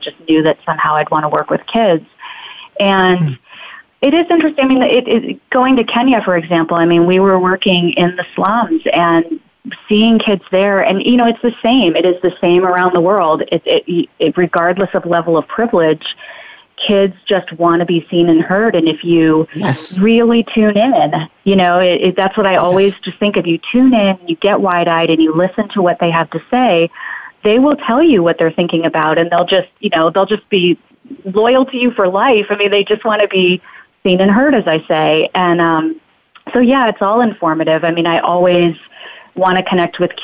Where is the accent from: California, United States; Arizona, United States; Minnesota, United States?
Arizona, United States; Phoenix; now in San Francisco, United States; I grew up in Phoenix